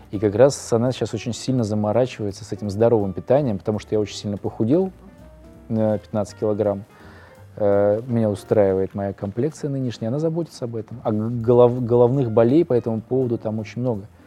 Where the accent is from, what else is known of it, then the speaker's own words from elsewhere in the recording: Saint Petersburg, Russia; born there; это может э, быть связано с тем, что я родился на Литейном, как раз рядом с домом э